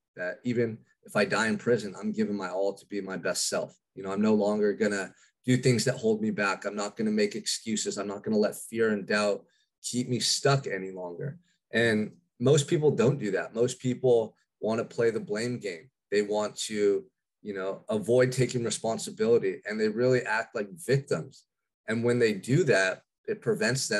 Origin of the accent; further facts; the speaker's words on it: Santa Barbara, California, United States; I'm from Santa Barbara, California, which is a quiet little beach community about 2 hours north of Los Angeles